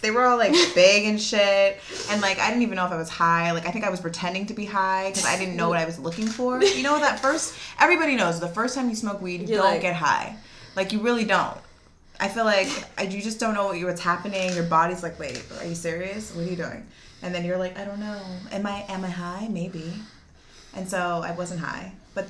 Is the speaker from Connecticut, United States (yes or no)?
no; the San Fernando Valley, California, United States; accent: Valley girl; growing up in the Valley at that time, like, I went to Notre Dame.